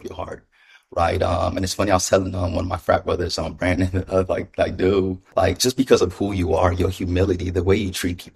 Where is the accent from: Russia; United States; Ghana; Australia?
Ghana; moved away; I was born in Ghana. My mother's an immigrant.